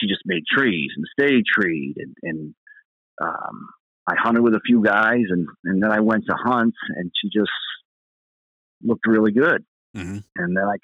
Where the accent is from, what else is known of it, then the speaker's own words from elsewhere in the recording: New York, United States; I'm from New York